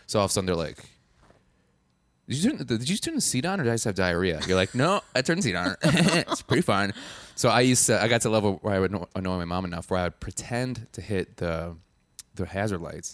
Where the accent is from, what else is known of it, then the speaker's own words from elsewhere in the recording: Madison, Wisconsin, United States; I'm from Wisconsin